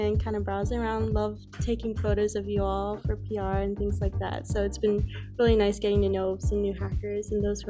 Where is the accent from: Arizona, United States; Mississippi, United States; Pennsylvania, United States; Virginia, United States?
Virginia, United States; Virginia Beach; I'm a fourth year. I'm from Virginia Beach.